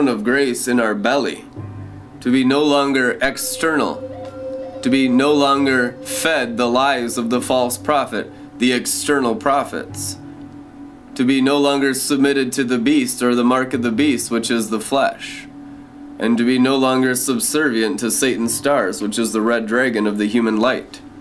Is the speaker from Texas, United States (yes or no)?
no; Friday Harbor, Washington, United States; I was born in Friday Harbor, San Juan Island in 1981